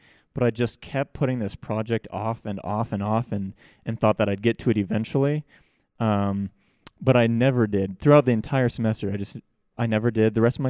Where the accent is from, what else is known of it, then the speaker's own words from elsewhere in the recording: Iowa, United States; now in Vineyard, United States; I'm from Iowa